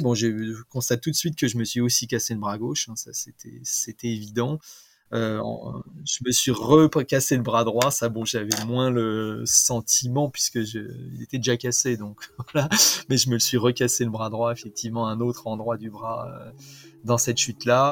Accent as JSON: {"language": "French", "town": "Rambouillet", "region": "Île-de-France", "country": "France", "tie": "born or raised there", "also_born_or_lived": "Videlles, Essonne", "said": "j'ai grandi principalement à Rambouillet"}